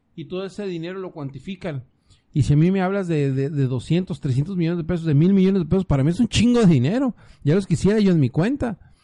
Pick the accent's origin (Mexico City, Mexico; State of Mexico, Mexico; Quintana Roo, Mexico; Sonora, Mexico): Sonora, Mexico; now in Baja California, Mexico; Yo soy de Sonora